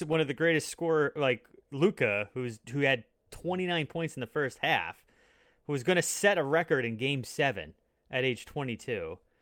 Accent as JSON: {"language": "English", "area": "Long Island", "region": "New York", "country": "United States", "tie": "born or raised there", "said": "I was born in Long Island"}